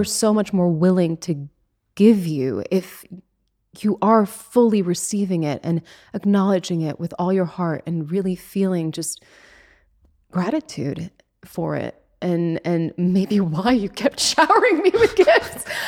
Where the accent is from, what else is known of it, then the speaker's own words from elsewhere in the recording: Switzerland; now in Los Angeles, United States; I come from Switzerland in the middle of nowhere, and now here I am in Hollywood